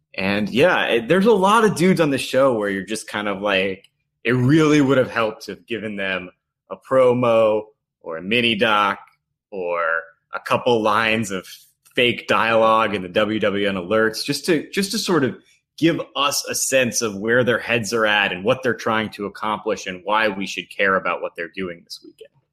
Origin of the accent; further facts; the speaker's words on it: Port Jefferson, New York, United States; I'm from Port Jefferson.